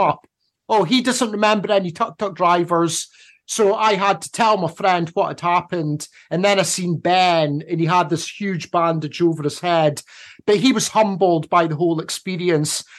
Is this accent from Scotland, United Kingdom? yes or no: yes; Scotland, United Kingdom; moved away as an adult; also born or lived in Phnom Penh, Cambodia; I'm Scottish